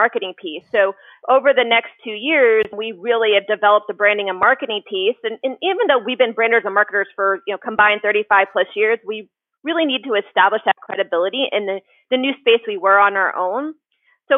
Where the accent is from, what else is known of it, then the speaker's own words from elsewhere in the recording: Columbus, Ohio, United States; moved away as an adult; also born or lived in Dayton, Ohio; now in Cincinnati, United States; I'm actually originally from Columbus, Ohio, and then went to school at University of Dayton